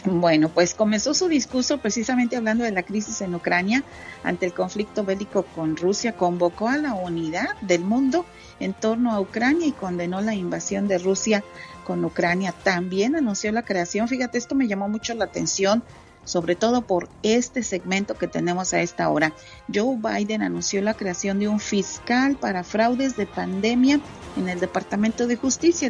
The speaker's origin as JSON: {"language": "Spanish", "town": "Santa Catarina", "region": "Nuevo León", "country": "Mexico", "tie": "born or raised there", "moved": "yes", "lives_now": "Dallas, United States", "said": "mi pueblito, Santa Catarina, Nuevo León"}